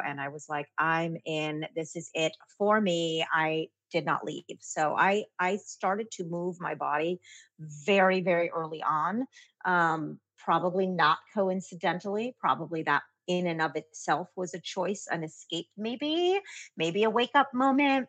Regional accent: New York City, New York, United States; I grew up in Brooklyn

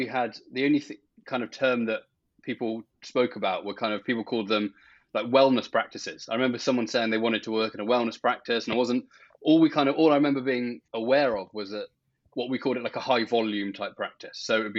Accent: England, United Kingdom; I'm a chiropractor from England. As you can probably tell by our accents, we're both from England.

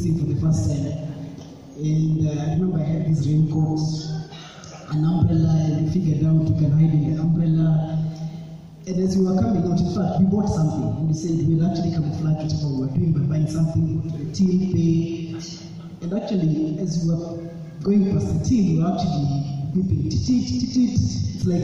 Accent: Nairobi, Kenya; also born or lived in Machakos; my childhood was actually in Ayani Estate in Kibera. That's where we grew up

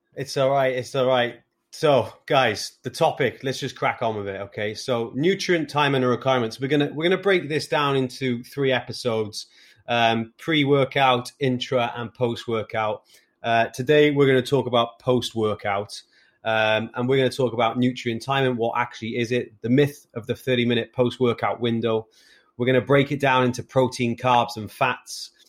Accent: Wales, United Kingdom; as a Welshman with seven GCSEs

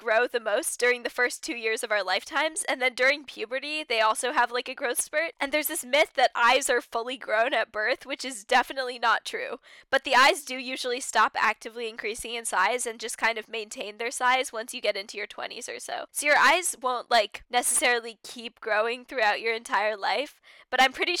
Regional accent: United States; as an American

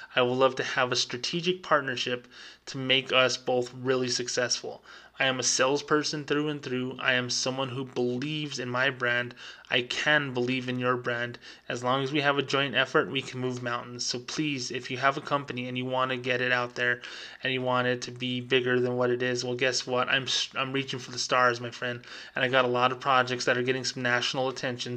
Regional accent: New Mexico, United States; my home state of New Mexico

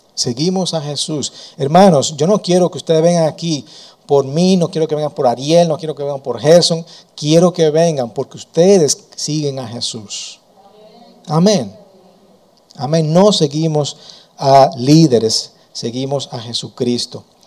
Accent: Dominican Republic; Nosotros como dominicanos, venimos de la cultura

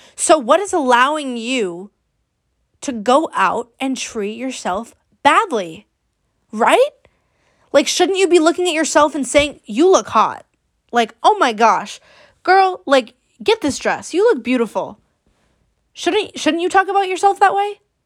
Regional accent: Bay Area, California, United States; I am sixteen, and I'm from the Bay Area

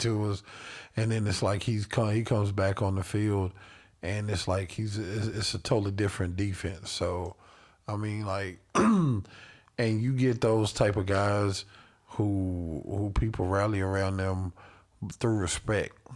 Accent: Carolina, United States; I'm from Carolina

